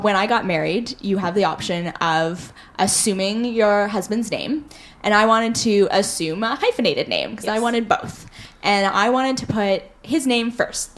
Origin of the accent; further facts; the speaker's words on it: Toronto, Ontario, Canada; we grew up in Toronto